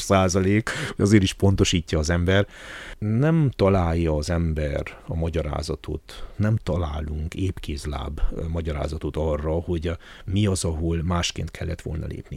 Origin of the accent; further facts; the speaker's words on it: Háromszék, Covasna County, Romania; én azt gondolom háromszékiként